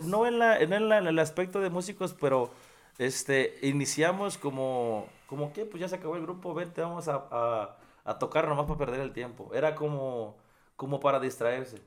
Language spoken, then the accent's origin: Spanish; Apatzingán, Michoacán, Mexico; moved away as an adult; yo soy de apaxingán Michoacán. Entonces, donde yo nací